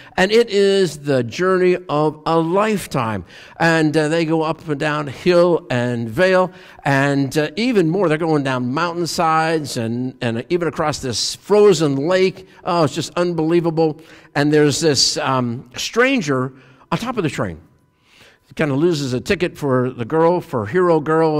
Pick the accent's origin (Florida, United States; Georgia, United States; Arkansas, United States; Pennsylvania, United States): Pennsylvania, United States; I'm from Pennsylvania. We're train people.